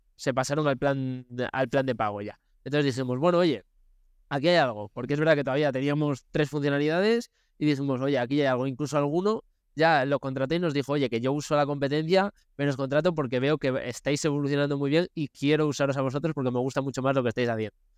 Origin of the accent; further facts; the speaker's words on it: León, Castile and León, Spain; also born or lived in United States; Nosotros somos de León y estamos en León